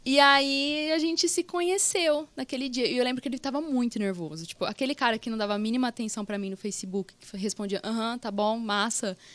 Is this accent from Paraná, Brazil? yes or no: no; Pradópolis, São Paulo, Brazil; now in Ribeirão Preto, Brazil; eu não sou de Ribeirão, eu nasci em Pradópolis, agora que eu tô morando em Ribeirão